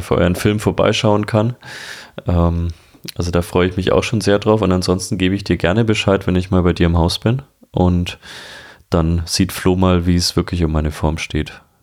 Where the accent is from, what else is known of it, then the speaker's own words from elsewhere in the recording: Franconia, Bavaria, Germany; Ich bin aus Franken